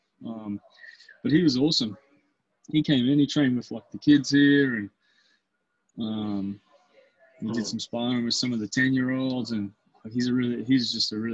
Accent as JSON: {"language": "English", "town": "Albury", "region": "New South Wales", "country": "Australia", "tie": "born or raised there", "moved": "yes", "said": "my hometown in Albury"}